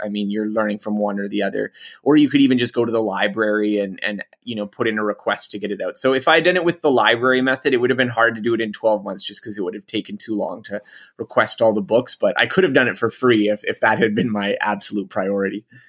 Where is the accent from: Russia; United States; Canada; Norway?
Canada; I'm Canadian, so I'm not American